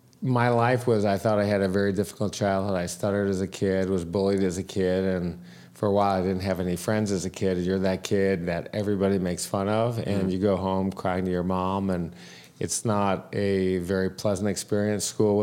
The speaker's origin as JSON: {"language": "English", "town": "Detroit", "region": "Michigan", "country": "United States", "tie": "born or raised there", "said": "Detroit, Michigan."}